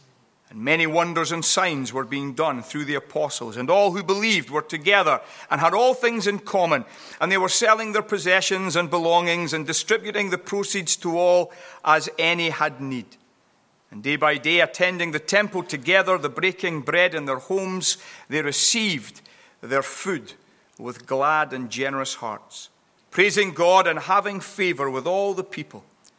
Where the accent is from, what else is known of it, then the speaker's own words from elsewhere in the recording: California, United States; California originally, although I do have some fun with Californians regarding my accent